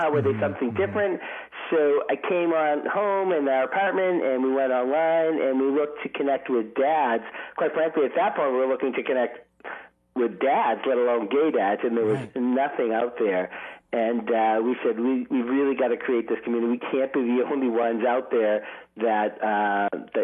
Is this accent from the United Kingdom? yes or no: no; Boston, Massachusetts, United States; moved away; also born or lived in New York City; I'm from Boston